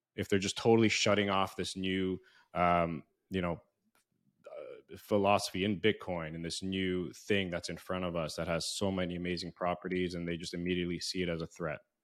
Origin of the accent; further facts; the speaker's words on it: Canada; moved away; also born or lived in United States; growing up in Canada and U S